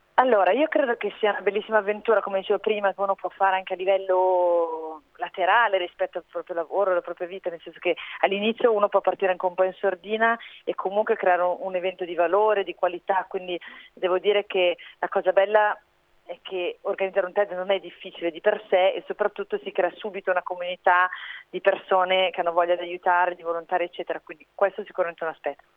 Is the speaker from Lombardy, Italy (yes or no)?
yes; Milan, Lombardy, Italy; sono di Milano